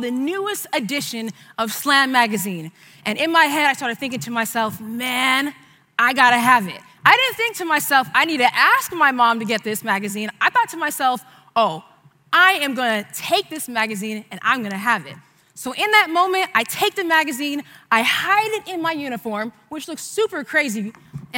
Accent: San Diego, California, United States; I was born and raised here in San Diego

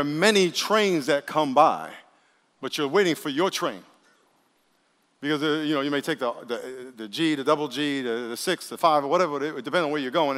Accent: New York City, New York, United States; moved away; I grew up in New York and, and took the subway a thousand times

